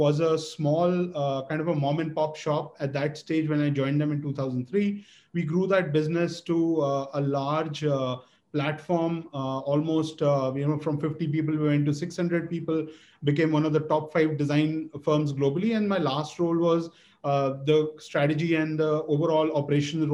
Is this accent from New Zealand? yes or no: no; Delhi, India; moved away as an adult; also born or lived in Kansas / Ithaca, New York / New York City; born and raised in Delhi